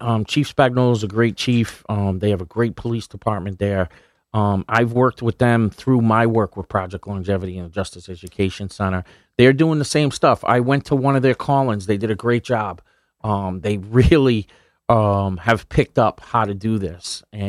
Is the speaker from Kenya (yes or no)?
no; Rhode Island, United States; Yeah, I mean, I grew up in Rhode Island in a kind of like low-income neighborhood.